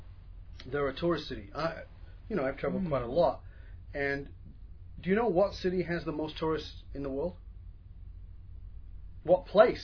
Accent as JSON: {"language": "English", "region": "New York", "country": "United States", "said": "They're very owning of New York. I'm a New Yorker, you know."}